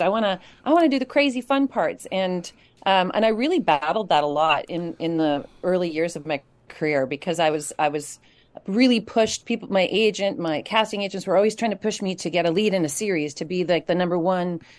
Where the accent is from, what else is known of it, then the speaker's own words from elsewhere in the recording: Kamloops, British Columbia, Canada; him and I grew up together in Kamloops